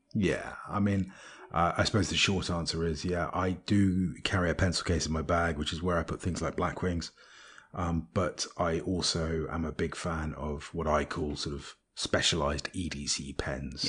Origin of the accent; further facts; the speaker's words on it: Bristol, South West England, United Kingdom; I was born in Bristol